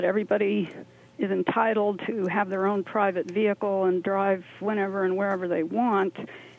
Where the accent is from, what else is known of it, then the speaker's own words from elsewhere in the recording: Bloomington, Indiana, United States; When I was a freshman at IU, I grew up in Bloomington, so I was a freshman at IU back in the late 60s.